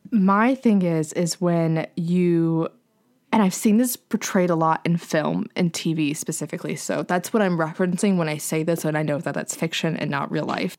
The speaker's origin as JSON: {"language": "English", "region": "the South", "country": "United States", "moved": "yes", "said": "I'm away from the South"}